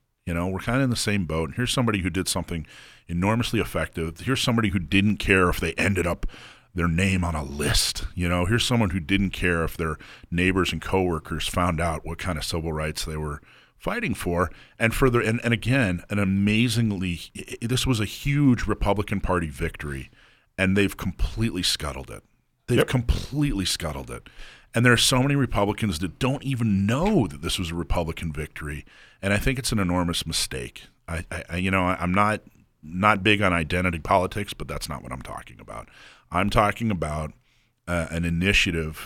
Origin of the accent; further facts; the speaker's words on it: the South, United States; moved away; I grew up in the South. I still have family in the South.